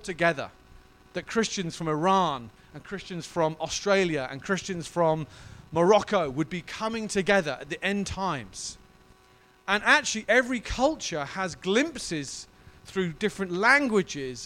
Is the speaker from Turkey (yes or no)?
no; United Kingdom; as a British person